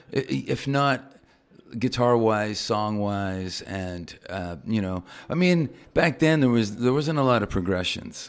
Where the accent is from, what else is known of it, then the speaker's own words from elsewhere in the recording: Toronto, Ontario, Canada; moved away; I'm from Canada, right? Know, fine. So I grew up in Toronto.